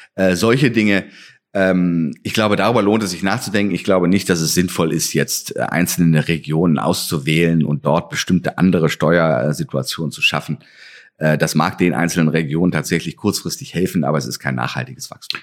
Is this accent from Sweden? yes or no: no; West Germany, Germany; now in Halle, Germany; dass ich ja ein Wessi bin und nicht hier ähm, aufgewachsen